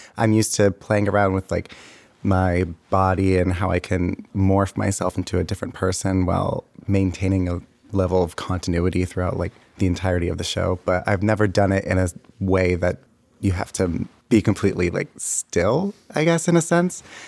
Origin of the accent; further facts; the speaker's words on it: Enola, Pennsylvania, United States; moved away as an adult; now in McKeesport, United States; I'm originally from Enola, Pennsylvania, and I moved out here